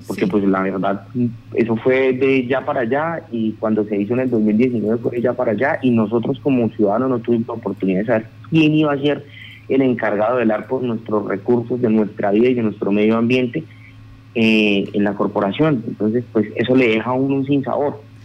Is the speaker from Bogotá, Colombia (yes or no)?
no; Casanare, Colombia; Nosotros como casanareños, nosotros como llaneros, como habitantes de la Orinoquía